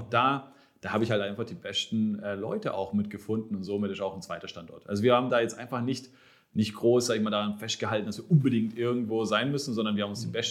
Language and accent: German; Baden-Württemberg, Germany; Ich, ich bin Schwabe. Also